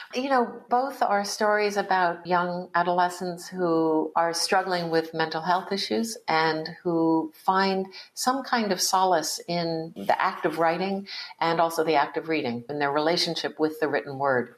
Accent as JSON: {"language": "English", "area": "East Coast of the United States", "region": "Connecticut", "country": "United States", "tie": "born or raised there", "said": "I was born in 1956 in the United States on the East Coast too."}